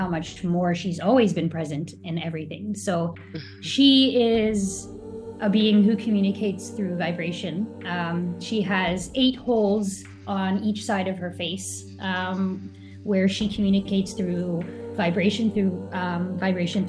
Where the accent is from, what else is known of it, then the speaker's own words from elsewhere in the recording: Canada; I'm a Canadian.